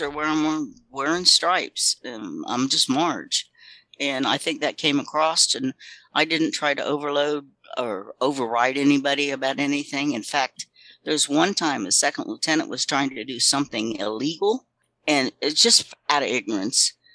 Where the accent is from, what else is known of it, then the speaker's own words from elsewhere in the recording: Florida, United States; also born or lived in Texas; I was born in Florida